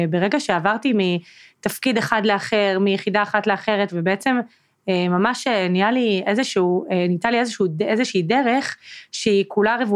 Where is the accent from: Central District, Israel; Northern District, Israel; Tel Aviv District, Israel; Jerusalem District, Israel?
Northern District, Israel; ועברתי בעצם לצפון, למקום שבו גדלתי בתור ילדה, לאזור.